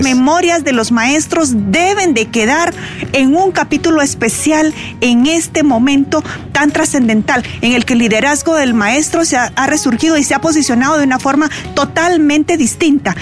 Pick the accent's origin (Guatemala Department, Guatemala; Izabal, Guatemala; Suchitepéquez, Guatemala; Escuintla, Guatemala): Izabal, Guatemala; Puerto Barrios; moved away; Yo crecí en Puerto Barrios